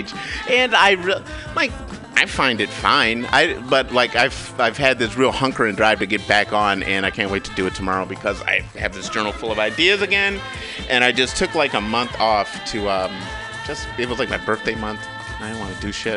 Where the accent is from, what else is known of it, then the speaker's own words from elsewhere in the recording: Kalamazoo, Michigan, United States; growing up in Michigan, a little black boy